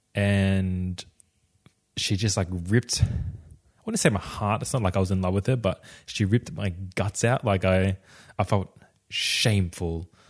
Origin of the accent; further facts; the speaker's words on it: Australia; I grew up in Australia.